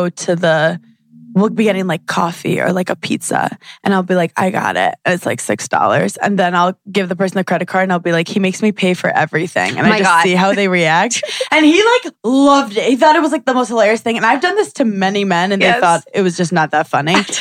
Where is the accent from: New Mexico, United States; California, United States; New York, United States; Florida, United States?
New York, United States; New York City; growing up in Brooklyn is weird